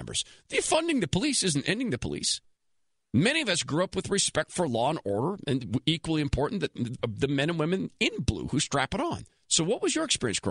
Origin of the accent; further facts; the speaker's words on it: West Coast, United States; I am from the West Coast